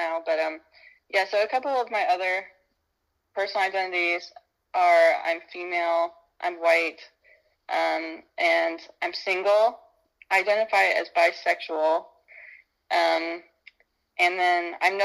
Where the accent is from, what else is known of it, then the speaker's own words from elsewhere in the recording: Nashville, Indiana, United States; I'm back in my hometown, Nashville in Brown County, Indiana